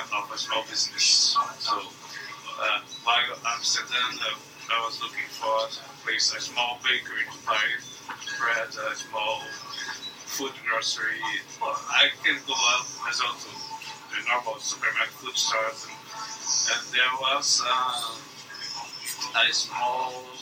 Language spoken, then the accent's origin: English; Brazil; English is a second language; I come from Brazil. My parents had a small business as well